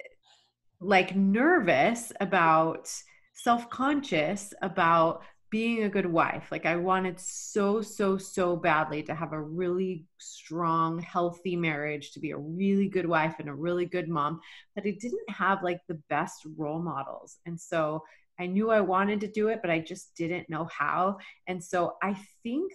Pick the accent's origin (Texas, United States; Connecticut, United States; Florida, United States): Texas, United States; moved away as an adult; also born or lived in Rexburg, Idaho / Boise, Idaho; I was born and raised in Texas